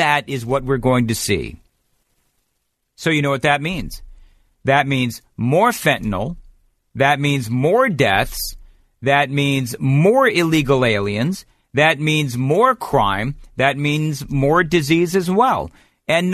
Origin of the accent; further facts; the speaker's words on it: California, United States; now in Nashville, United States; I grew up in California. I was born in California.